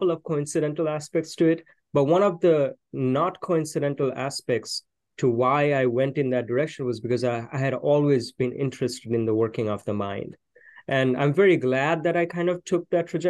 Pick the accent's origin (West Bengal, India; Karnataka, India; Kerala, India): West Bengal, India; Kolkata; moved away as an adult; now in Austin, United States; I was born in the city of Calcutta